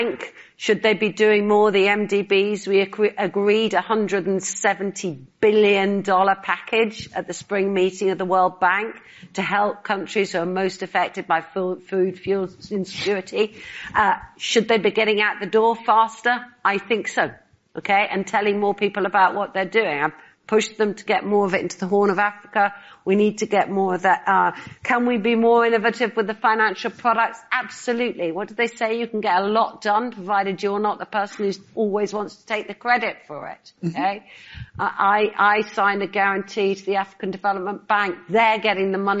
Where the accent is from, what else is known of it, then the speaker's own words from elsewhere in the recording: Northern Ireland, United Kingdom; I grew up in Northern Ireland. I spent my childhood in a part of the United Kingdom where we had conflict